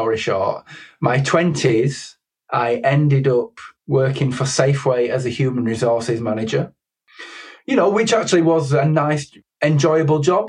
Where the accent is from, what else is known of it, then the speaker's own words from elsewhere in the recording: Keighley, Yorkshire and the Humber, United Kingdom; moved away as an adult; I grew up in Keighley, West Yorkshire, where there weren't a huge amount of options.